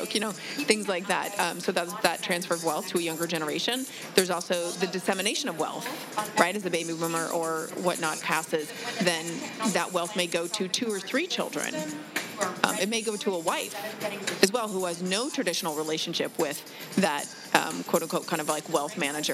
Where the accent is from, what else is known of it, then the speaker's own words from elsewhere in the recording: Alaska, United States; now in Los Angeles, United States; I'm a Los Angelite, born again, I guess, because I grew up in Alaska.